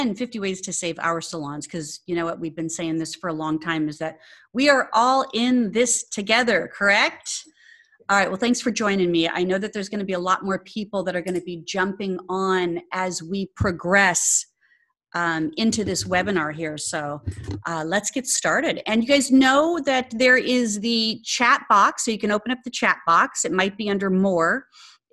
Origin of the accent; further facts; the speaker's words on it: Phoenix, Arizona, United States; moved away; Phoenix, yay, my hometown, Arizona